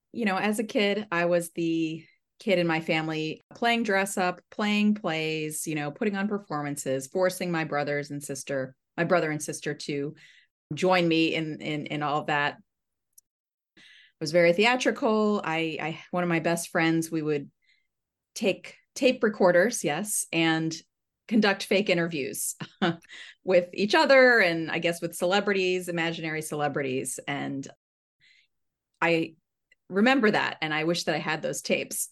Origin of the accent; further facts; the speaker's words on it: Southern Maryland, United States; I grew up in Southern Maryland.